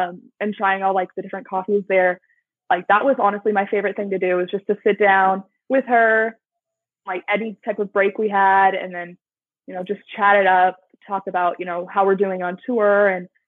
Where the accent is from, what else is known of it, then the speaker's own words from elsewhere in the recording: Seattle, Washington, United States; moved away; I'm from Seattle.